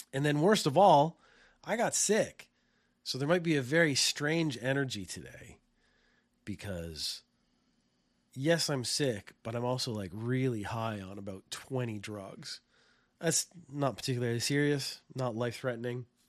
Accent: Canada; now in Japan; I come from Canada

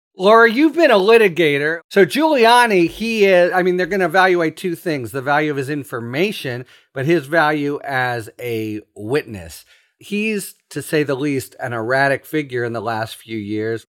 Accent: Pittsburgh, Pennsylvania, United States; I'm from Pittsburgh

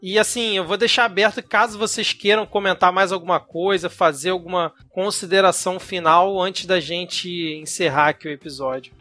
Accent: Rio de Janeiro, Brazil; nós somos aqui do Rio de Janeiro

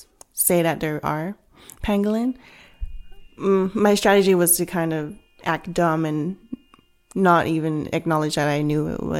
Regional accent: Vancouver, British Columbia, Canada; also born or lived in Hong Kong; And one of those things is that I come from a Cantonese background. I was born in Hong Kong. raised in Canada and Vancouver, but went back to Hong Kong a lot.

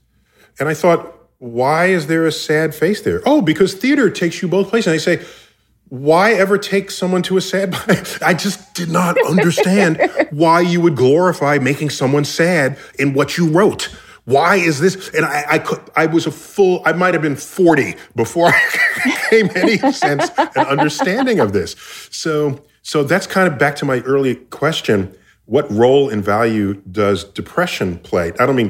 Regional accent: New York City, New York, United States; I grew up in New York City.

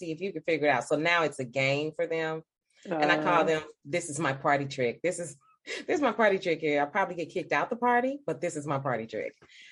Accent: St. Louis, Missouri, United States; I am from St. Louis, Missouri. I practice in St. Louis.

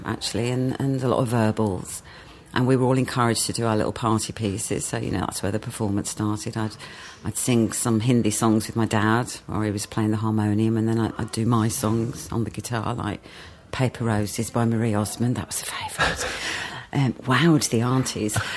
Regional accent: West Midlands, United Kingdom; moved away as an adult; also born or lived in Wolverhampton / Walsall; I was a country girl, grew up in the Black Country Mining Village

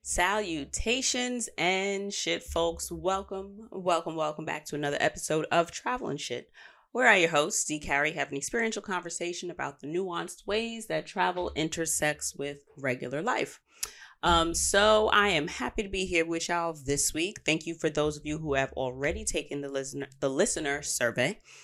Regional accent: United States; I'm American

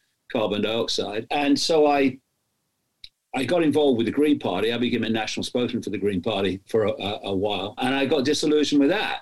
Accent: East Midlands of England, United Kingdom; I was born in the East Midlands of England in 1952

